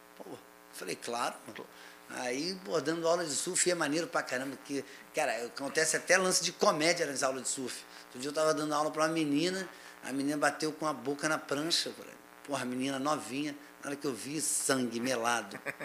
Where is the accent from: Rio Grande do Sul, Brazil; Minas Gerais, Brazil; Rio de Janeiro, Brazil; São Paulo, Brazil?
Rio de Janeiro, Brazil; Silva Jardim; eu fui criado numa fazenda, né, lá em Silva Jardim